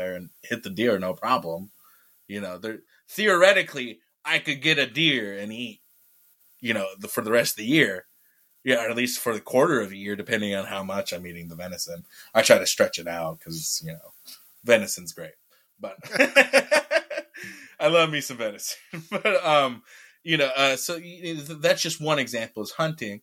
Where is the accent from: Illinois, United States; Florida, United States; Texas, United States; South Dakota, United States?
South Dakota, United States; a reservation in; on my reservation